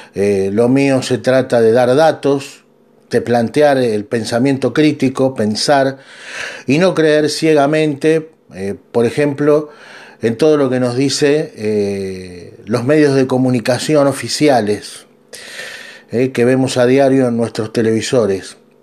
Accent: Argentina; yo soy de Argentina

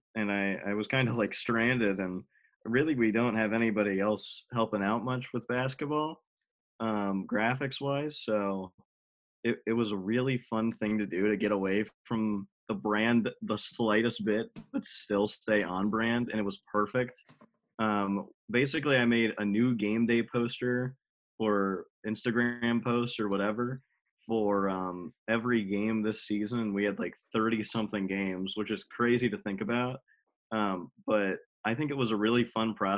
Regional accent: Wilkes-Barre, Pennsylvania, United States; I grew up in Wilkes-Barre.

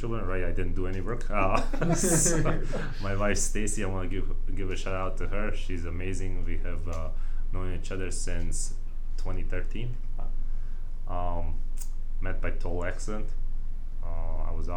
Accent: Bosnia & Herzegovina; now in United States; Bosnians who already know how we succeeded

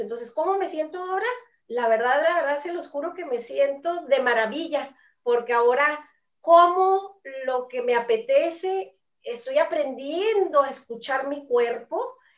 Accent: Chihuahua, Mexico; soy de Chihuahua, México

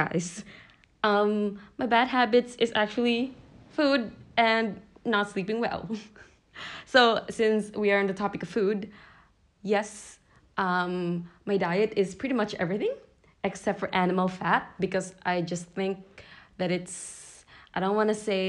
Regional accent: Philippines; moved away; back in my home country

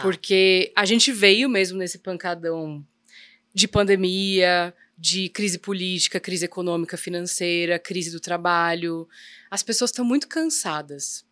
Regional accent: São Paulo, Brazil; nascida e criada em São Paulo

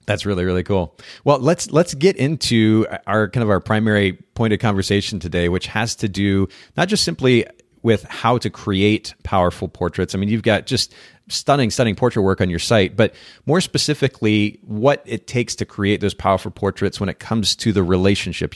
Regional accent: Japan; moved away; I grew up in Japan.

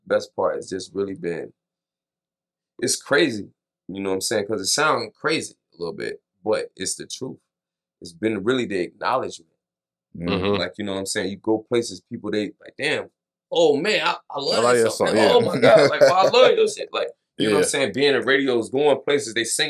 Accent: Durham, North Carolina, United States; I'm from North Carolina, Durham

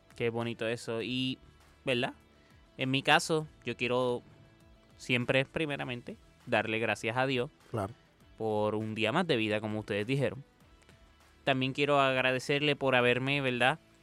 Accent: Puerto Rico; el puertorriqueño

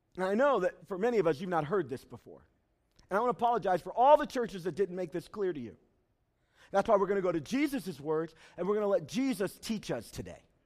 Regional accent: United States; I am American through and through

